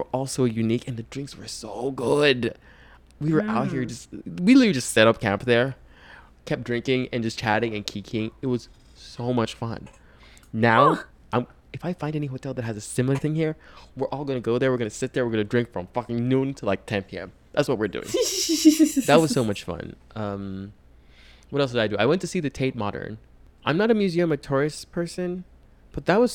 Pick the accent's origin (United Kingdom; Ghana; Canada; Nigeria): Nigeria; now in United States; I'm Nigerian.